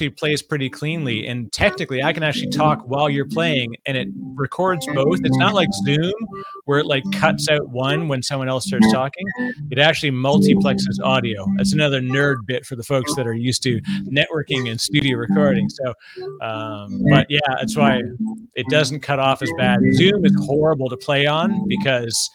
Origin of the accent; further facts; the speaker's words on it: Toronto, Ontario, Canada; now in New Jersey, United States; I'm in New Jersey now, but I grew up in Toronto